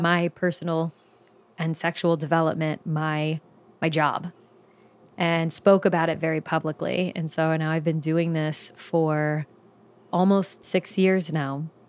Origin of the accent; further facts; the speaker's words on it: Belle Chasse, Louisiana, United States; moved away as an adult; also born or lived in New Orleans; I'm originally from New Orleans, Louisiana. Um, technically, I'm from a small town that's just underneath New Orleans called Bell Chase. Um, and so, lived, grew up in New Orleans